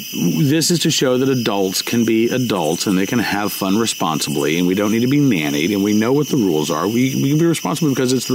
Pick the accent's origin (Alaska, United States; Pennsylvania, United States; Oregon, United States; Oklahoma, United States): Oklahoma, United States; moved away as an adult; now in Virginia, United States; I grew up in Oklahoma. I love Oklahoma. It'll always be my spiritual home.